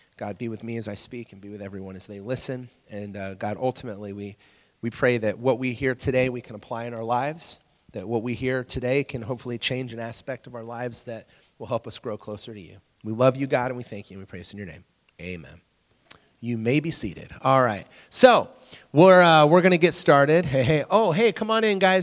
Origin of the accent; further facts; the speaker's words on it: England, United Kingdom; moved away; When I grew up in England